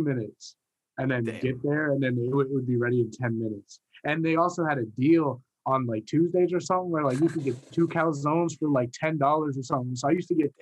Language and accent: English; Virginia, United States; I'm born and raised in Virginia